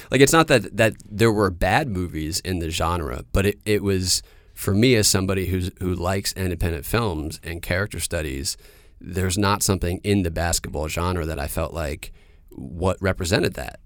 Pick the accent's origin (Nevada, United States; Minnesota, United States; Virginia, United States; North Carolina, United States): North Carolina, United States; Durham; moved away; also born or lived in New York; I grew up in Durham, North Carolina